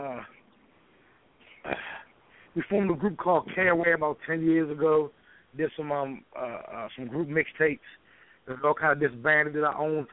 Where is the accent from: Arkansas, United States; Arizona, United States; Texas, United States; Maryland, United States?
Maryland, United States; St. Mary's County, Southern; I'm from Southern Maryland, St. Mary's County to be exact. Good old country boy